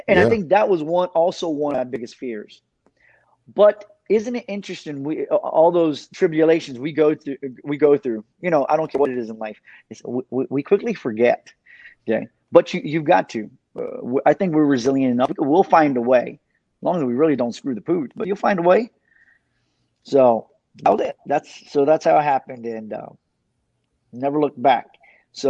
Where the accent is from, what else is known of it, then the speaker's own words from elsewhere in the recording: Miami Gardens, Florida, United States; also born or lived in Paterson, New Jersey; Growing up in Carroll City, for me, it wasn't a walk in the park